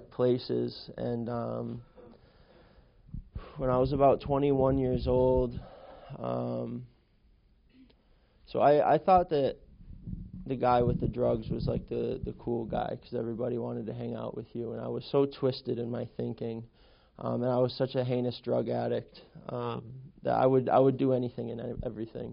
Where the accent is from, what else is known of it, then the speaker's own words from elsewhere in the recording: Western Massachusetts, United States; I grew up in Western Massachusetts